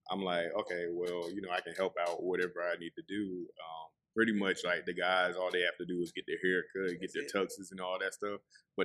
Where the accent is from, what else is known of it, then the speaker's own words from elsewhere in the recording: Charleston, South Carolina, United States; Originally, I'm from, okay, so I was born in Chicago.